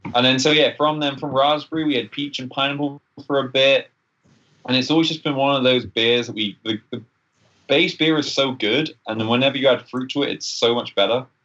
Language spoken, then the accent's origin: English; England, United Kingdom; now in Canada; I'm English.